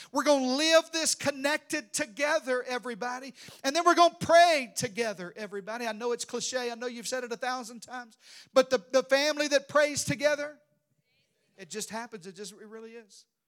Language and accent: English; Arkansas, United States; in the deep south, I'm from Arkansas.